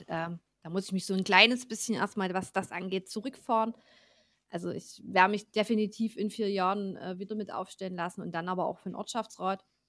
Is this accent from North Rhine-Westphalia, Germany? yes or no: no; Ore Mountains, Saxony, Germany; bei uns im Erzgebirge